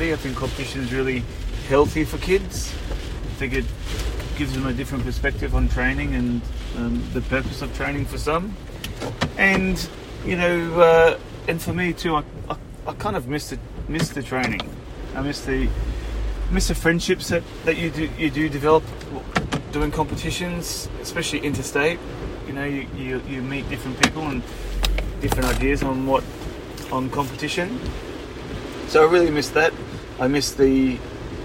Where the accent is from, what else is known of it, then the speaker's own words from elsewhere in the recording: Queensland, Australia; it was in Queensland, my home state